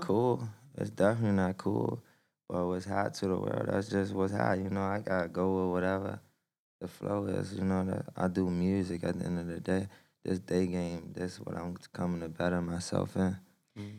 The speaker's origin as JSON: {"language": "English", "town": "Washington", "region": "District of Columbia", "country": "United States", "tie": "born or raised there", "said": "I'm from Southeast DC, and basically like it's a big struggle there"}